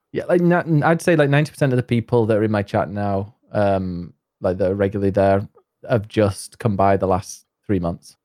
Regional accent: north of England, near Leeds and York, Yorkshire and the Humber, United Kingdom; accent: Yorkshire; I am from uh, the north of England, near Leeds

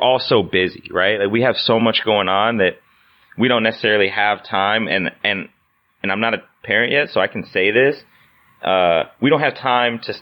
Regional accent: Indiana, United States; moved away; I grew up in Indiana

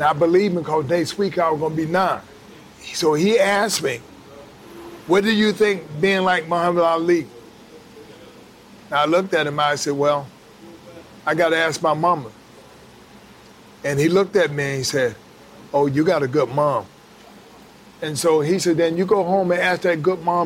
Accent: Atlanta, Georgia, United States; also born or lived in Alabama; I was born in Alabama, and so we moved to Atlanta from Alabama when I was 4 years old. And pretty much everything started in Atlanta.

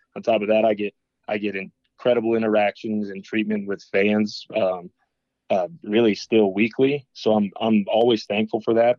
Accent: Boulder, Colorado, United States; moved away as an adult; also born or lived in Lincoln, Nebraska; I was from Boulder.

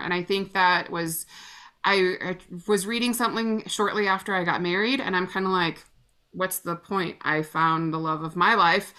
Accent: Illinois, United States; moved away; we grew up together back in Illinois

